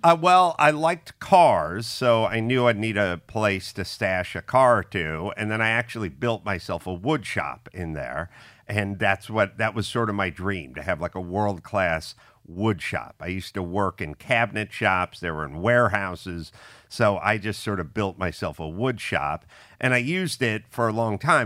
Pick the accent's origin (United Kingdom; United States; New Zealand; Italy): United States; Los Angeles, California; I grew up in the San Fernando Valley